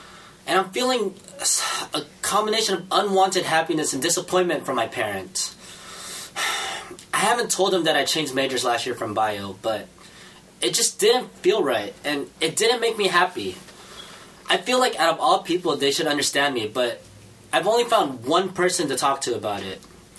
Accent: United States; born there; I was born here in America. I just happen to have browner skin.

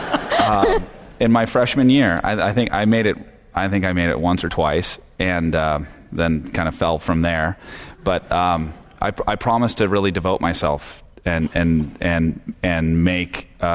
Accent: San Francisco Bay Area, California, United States; I grew up in the San Francisco Bay Area

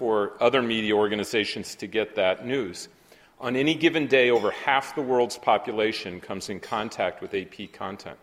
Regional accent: Berkeley, California, United States; now in Manhattan, United States; I'm from Berkeley

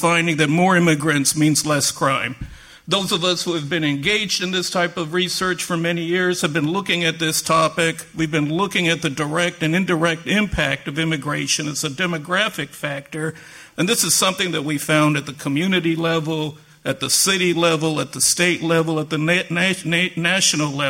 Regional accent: San Antonio, Texas, United States; moved away as an adult; now in Boston, United States; I just happened to be born and raised in San Antonio

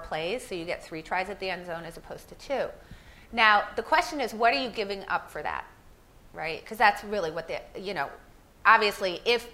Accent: Philadelphia, Pennsylvania, United States; I'm from Philadelphia

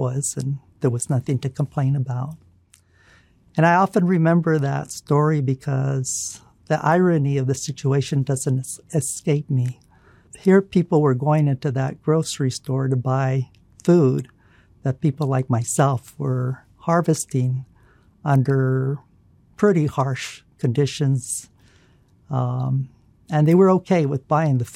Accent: Fresno, California, United States; also born or lived in San Diego, California / Sacramento, California; when I was growing up in Fresno

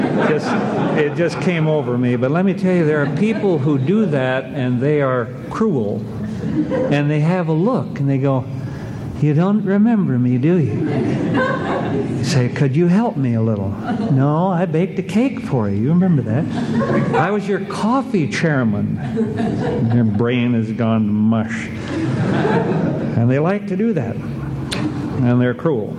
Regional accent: Cody, Wyoming, United States; I was raised in Cody, and we are home

